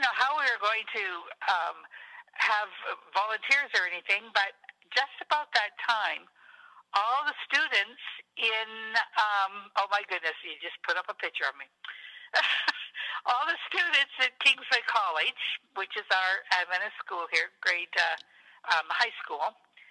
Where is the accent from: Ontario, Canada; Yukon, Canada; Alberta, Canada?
Ontario, Canada; Sarnia; also born or lived in Port Huron, Michigan; I was brought up in Sarnia, Port Huron area.